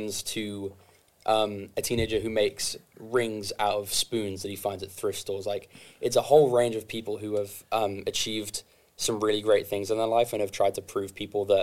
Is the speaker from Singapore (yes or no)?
no; England, United Kingdom; moved away; I'm from England